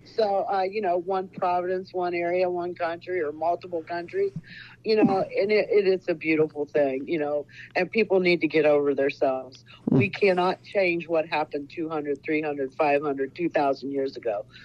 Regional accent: Ohio, United States; now in Bonita Springs, United States; I was born in Ohio and mostly raised in the Ohio

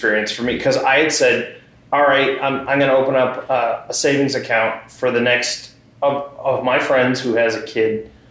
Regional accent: Exeter, New Hampshire, United States; I grew up on the seacoast. I'm from Exeter originally

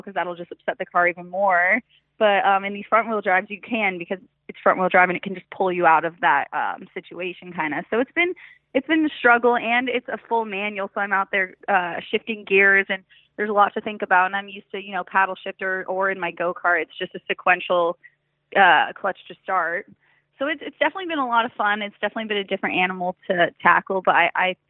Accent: Colorado, United States; I grew up snowmobiling, four-wheeling. I'm from Colorado

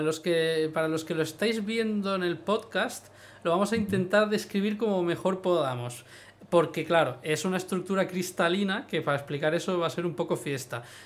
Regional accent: Ibiza, Balearic Islands, Spain; now in Tarragona, Spain; yo vengo de Ibiza

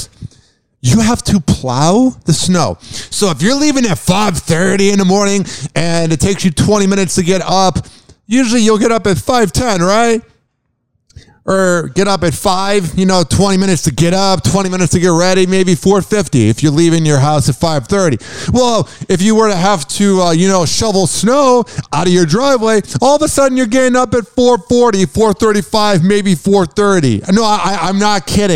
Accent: Chicago, Illinois, United States; moved away; I grew up in Chicago for 21 years. And now when I say I grew up in Chicago, it's more like the suburbs

